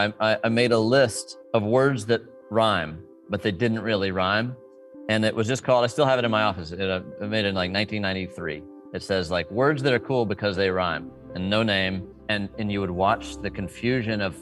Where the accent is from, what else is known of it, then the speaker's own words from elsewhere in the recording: Dallas, Texas, United States; I was a kid growing up in Dallas